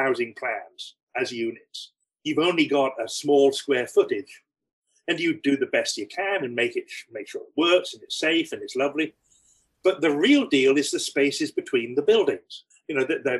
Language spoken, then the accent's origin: English; England, United Kingdom; moved away as an adult; also born or lived in Mississippi; now in Charlotte, United States; I've only got to open my mouth and people know I'm not from here. I'm from England, pretty obviously